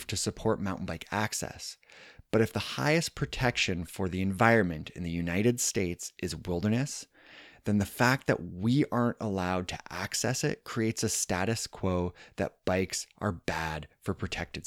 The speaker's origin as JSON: {"language": "English", "country": "Canada", "said": "my home country of Canada"}